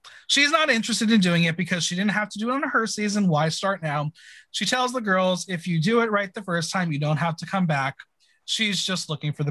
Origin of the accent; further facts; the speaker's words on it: New Jersey, United States; I'm from New Jersey